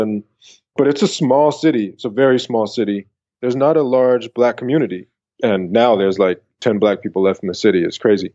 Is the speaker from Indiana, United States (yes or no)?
no; San Francisco, California, United States; moved away as an adult; also born or lived in Atlanta / Denmark; I came from San Francisco